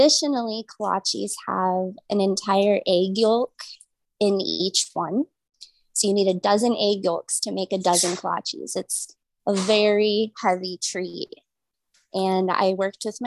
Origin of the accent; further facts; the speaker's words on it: Omaha, Nebraska, United States; I grew up in South Omaha in a strong Polish community